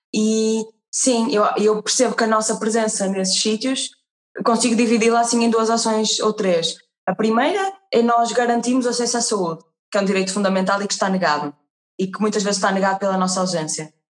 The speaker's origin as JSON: {"language": "Portuguese", "country": "Portugal", "said": "herdamos muito da nossa, do nosso passado enquanto portugueses"}